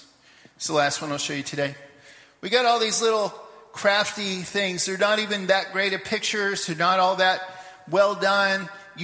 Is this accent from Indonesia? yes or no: no; Papua New Guinea; moved away; But I had this one when I was growing up in Papua New Guinea, like 40 years ago.